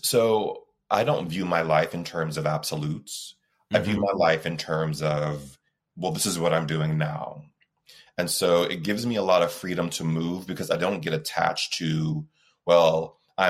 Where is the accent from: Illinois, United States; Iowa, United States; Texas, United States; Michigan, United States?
Texas, United States; I was growing up in Texas in the 70s